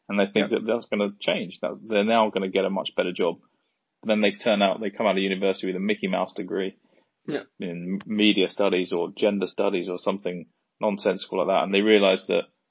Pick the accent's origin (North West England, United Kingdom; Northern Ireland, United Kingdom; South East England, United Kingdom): South East England, United Kingdom; Surrey; I come from Surrey, so just on the outskirts of London.